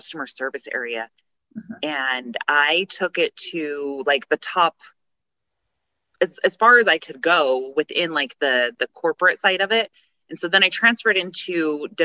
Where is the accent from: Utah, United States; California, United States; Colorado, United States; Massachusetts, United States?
Utah, United States; Tooele; moved away as an adult; I'm from Tooele, Utah, born and raised, graduated, and then moved away